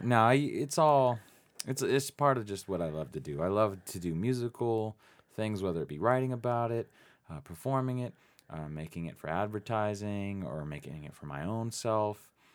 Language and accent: English; Phoenix, Arizona, United States; also born or lived in East Coast / West Coast; now in Tucson, United States; I'm from Phoenix, Arizona, originally, born and raised